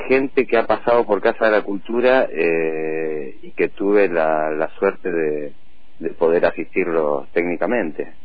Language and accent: Spanish; Bahía Blanca, Buenos Aires Province, Argentina; now in General Roca, Argentina; yo en realidad soy de Bahía Blanca, hace muchos años que estoy acá, vine en el 83, 84 a vivir